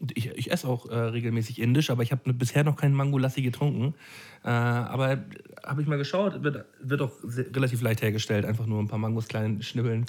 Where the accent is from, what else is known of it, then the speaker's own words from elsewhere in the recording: Flensburg, Schleswig-Holstein, Germany; moved away; im Urlaub in Flensburg, also in meiner Heimat